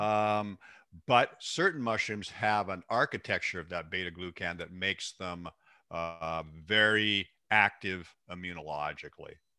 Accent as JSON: {"language": "English", "town": "Seattle", "region": "Washington", "country": "United States", "tie": "born or raised there", "said": "born and raised in the Pacific Northwest, raised in Seattle, actually"}